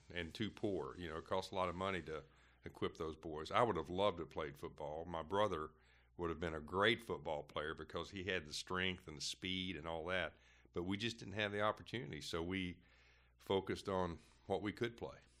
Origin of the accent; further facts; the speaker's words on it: Brownsville, Kentucky, United States; moved away as an adult; also born or lived in Lake Wales, Florida; we lived, uh, about four miles outside of Brownsville